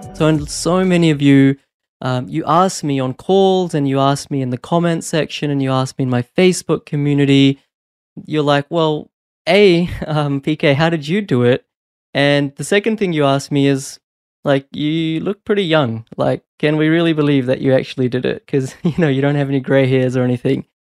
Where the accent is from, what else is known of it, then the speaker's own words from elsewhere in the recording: New Zealand; also born or lived in India / Brisbane, Australia; now in Australia; although I was born in India, I actually moved to New Zealand when I was four and then moved to Brisbane in two thousand six.